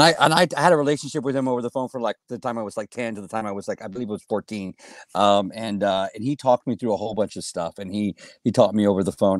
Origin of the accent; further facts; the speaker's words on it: Helotes, Texas, United States; I was born and raised in Helotes, Texas, on a big goat ranch